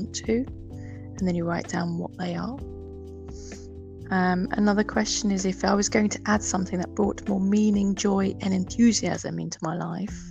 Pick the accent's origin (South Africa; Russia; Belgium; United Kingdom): United Kingdom; England; moved away; my hometown in England, a peaceful fishing village with the beach.